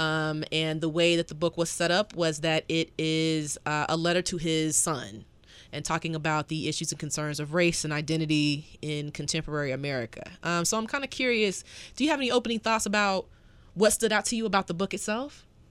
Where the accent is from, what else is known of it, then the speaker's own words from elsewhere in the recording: the South, United States; a Southerner